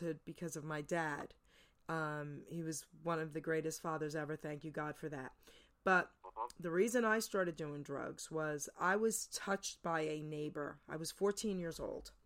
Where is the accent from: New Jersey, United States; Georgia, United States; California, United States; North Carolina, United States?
New Jersey, United States; also born or lived in New York; I was born and raised in New York, grew up in New Jersey